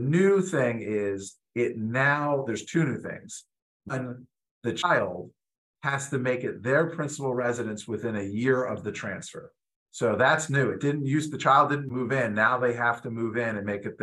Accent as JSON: {"language": "English", "region": "New Jersey", "country": "United States", "tie": "born or raised there", "moved": "yes", "said": "I grew up in New Jersey"}